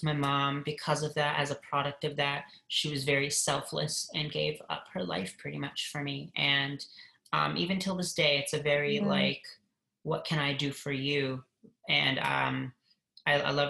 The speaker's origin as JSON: {"language": "English", "region": "Michigan", "country": "United States", "tie": "born or raised there", "said": "I grew up in Michigan, and my parents split up when I was 3"}